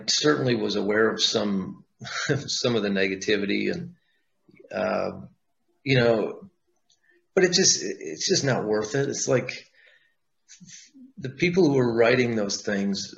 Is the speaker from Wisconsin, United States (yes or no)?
yes; Wisconsin, United States; moved away as an adult; we're from Wisconsin. You know, I'm not there anymore, but that's where I grew up and lived most of my life